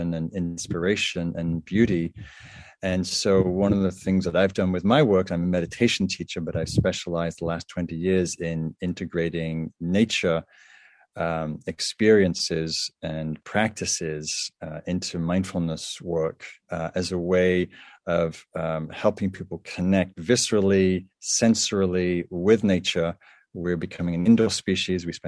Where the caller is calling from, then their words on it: California, United States; I am calling in from California